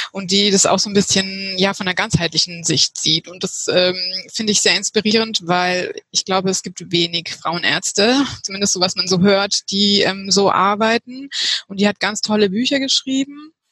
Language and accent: German; Heidelberg, Baden-Württemberg, Germany; ich komme aus Heidelberg und ich bin 38 Jahre alt.